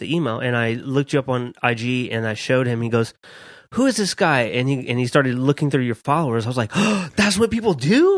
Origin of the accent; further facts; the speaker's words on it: Dallas, Texas, United States; also born or lived in Southwest Louisiana; I moved to Dallas when I was eleven